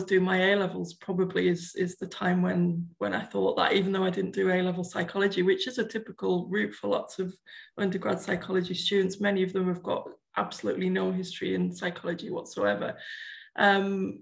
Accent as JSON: {"language": "English", "town": "Fishburn", "region": "North East England", "country": "United Kingdom", "tie": "born or raised there", "lives_now": "Newcastle upon Tyne, United Kingdom", "said": "I grew up in a pit village in County Durham, a little place called Fishburns near Sedgefield"}